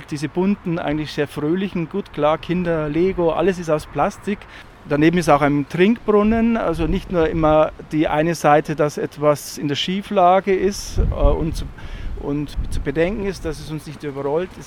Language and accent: German; Lenting, Bavaria, Germany; also ich komme ja aus Lenting, wenn ich morgens zur Tür rausgegangen bin zur Schule